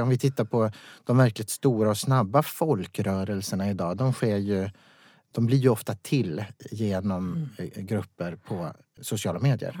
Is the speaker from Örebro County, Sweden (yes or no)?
no; Vaplan, Jämtland, Sweden; moved away; jag kommer från Vaplan